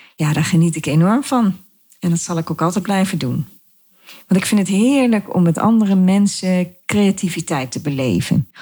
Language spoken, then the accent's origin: Dutch; Dieren, Gelderland, Netherlands; also born or lived in De Steeg; Oorspronkelijk kom ik uit Dieren. Dat is een dorp in de gemeente Reden waar ik nog steeds woon, maar dan in een ander dorp, De Steeg